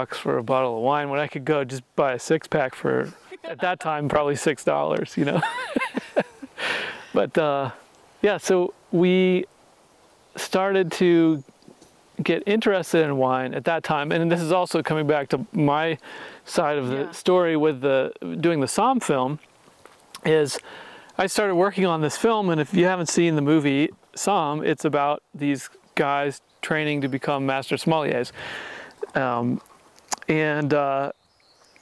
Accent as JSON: {"language": "English", "region": "Indiana", "country": "United States", "tie": "born or raised there", "said": "this kid from Indiana that really hadn't been too many places in the world"}